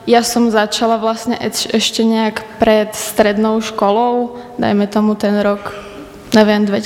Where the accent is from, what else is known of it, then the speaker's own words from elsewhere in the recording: Skalica, Trnava Region, Slovakia; som zo Skalice a študujem na Strednej odbornej škole vinársko-ovocinárskej v Modre, odbor agroturistika